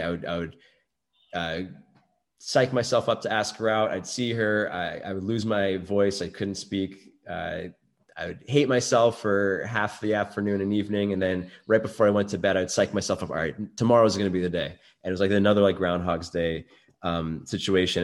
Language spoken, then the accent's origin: English; New York City, New York, United States; I grew up in Brooklyn